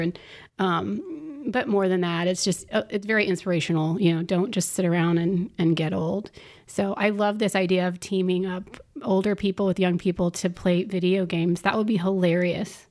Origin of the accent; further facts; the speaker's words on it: Orlando, Florida, United States; was born and raised in Orlando